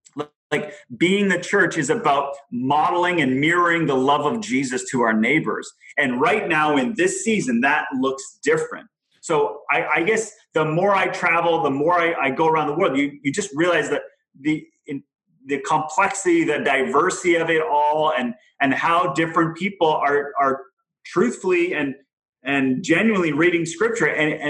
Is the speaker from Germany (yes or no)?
yes; Germany; I grew up in Germany, but I went to church in France. So already, and as a Canadian, so you already have a couple countries there impacting.